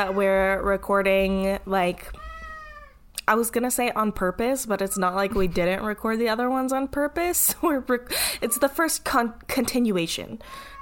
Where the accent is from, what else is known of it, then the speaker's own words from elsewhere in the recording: California, United States; I'm from California